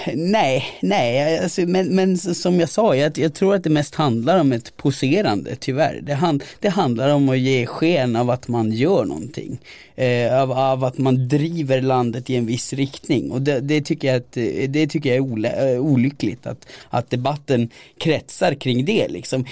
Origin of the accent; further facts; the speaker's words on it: Gällivare, Norrbotten County, Sweden; i Gällivare kommun där jag växte upp